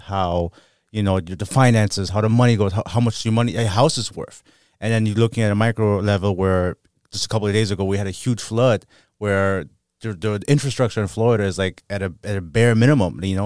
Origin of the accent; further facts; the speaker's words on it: Germany; now in United States; I was born and raised in Germany